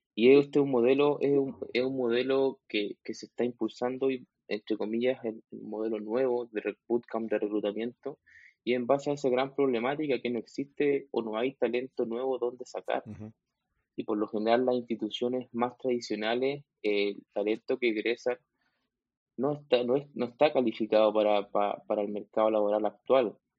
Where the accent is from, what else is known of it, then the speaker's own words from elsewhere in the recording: Chile; soy chileno, tengo 32 años